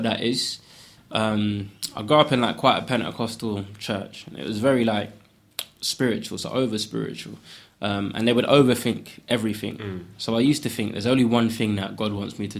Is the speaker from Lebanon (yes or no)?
no; London, United Kingdom; also born or lived in Ghana; I grew up in Custom House, East London, on a council estate.